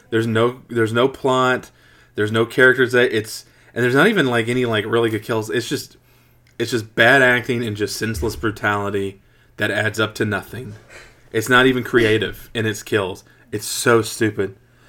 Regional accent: the Ozarks, Missouri, United States; moved away; I'm from the Ozarks

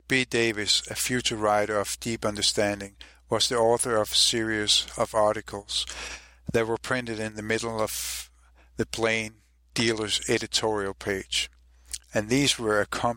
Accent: Copenhagen, Capital Region of Denmark, Denmark; I'm also from Copenhagen, Denmark

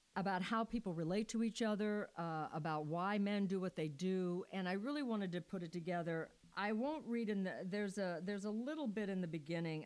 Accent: Missouri, United States; moved away as an adult; I was I was born and raised in Missouri, but as soon as I got old enough, I knew I had to leave Missouri

